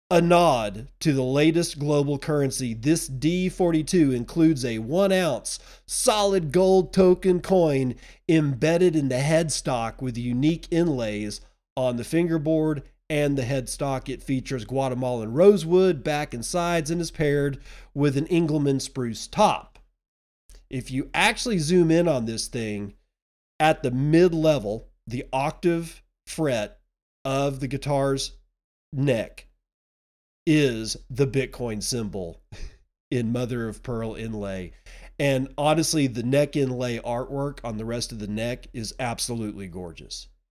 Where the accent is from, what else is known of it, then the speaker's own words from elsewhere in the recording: Texas, United States; my home state of Texas